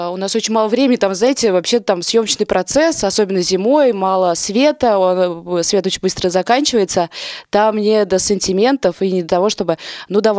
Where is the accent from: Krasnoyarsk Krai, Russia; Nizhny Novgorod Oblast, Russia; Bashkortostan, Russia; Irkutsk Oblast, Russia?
Nizhny Novgorod Oblast, Russia; Nizhny Novgorod; Нет, я из Нижнего, блин.